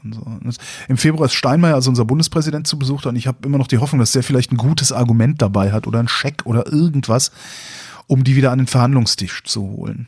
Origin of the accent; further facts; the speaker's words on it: Germany; als Deutscher